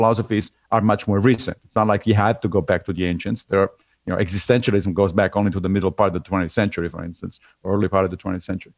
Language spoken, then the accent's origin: English; Rome, Lazio, Italy; moved away as an adult; now in New York, United States; I grew up in Rome.